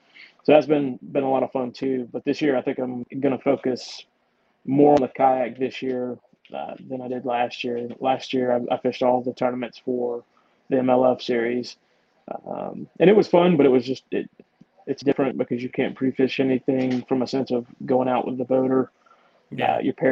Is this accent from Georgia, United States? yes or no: yes; Georgia, United States; More or less born and raised in Georgia.